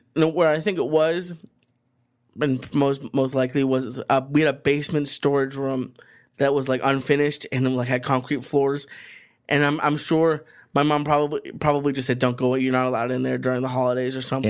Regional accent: Boston, Massachusetts, United States; moved away; where I grew up in Boston

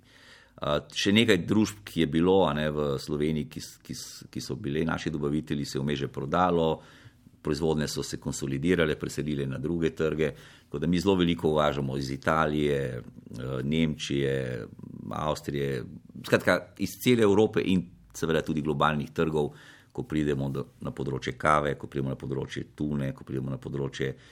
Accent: Slovenia; Slovenci smo

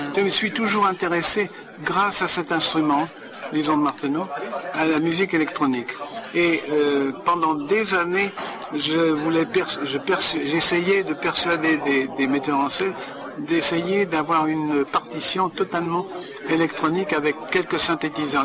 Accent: France; moved away; en tant que Français

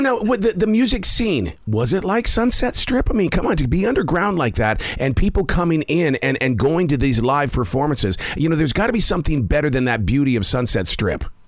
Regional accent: Montana, United States; I'm from Montana

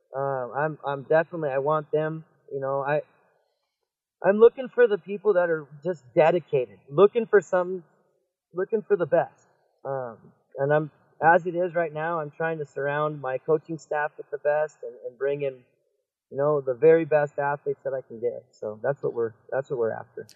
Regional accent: Washington, United States; I'm a Washingtonian, so growing up in Washington

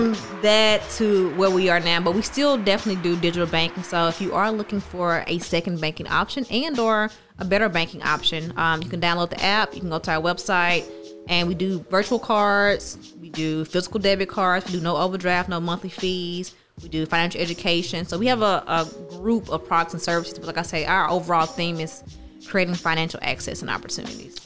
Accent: Terry, Mississippi, United States; I grew up in Terry

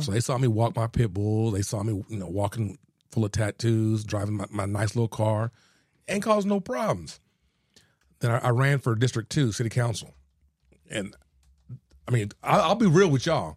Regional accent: Houston, Texas, United States; also born or lived in San Antonio; I'm originally from Houston, uh, born and raised

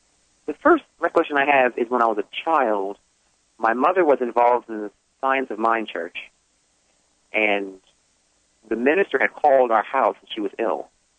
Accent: United States; moved away as an adult; now in Atlanta, United States; I was raised actually in New York, New Jersey area.

